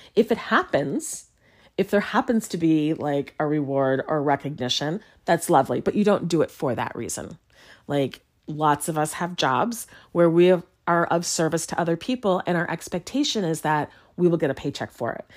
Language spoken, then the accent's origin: English; Chicago, Illinois, United States; now in Lawrence, Kansas, United States; my hometown of Chicago